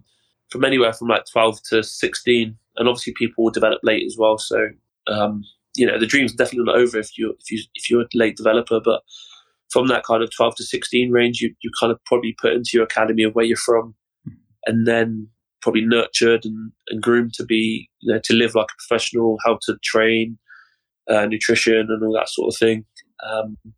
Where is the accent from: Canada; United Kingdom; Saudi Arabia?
United Kingdom; Cornwall, South West England; born and raised in a place called Cornwall, which is the south of England